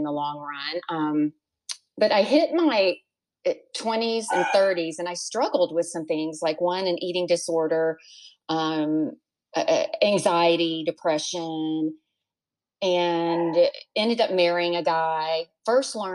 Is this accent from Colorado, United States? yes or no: no; Warren, Arkansas, United States; also born or lived in Dallas, Texas; I was raised, I was born in Dallas and raised in Arkansas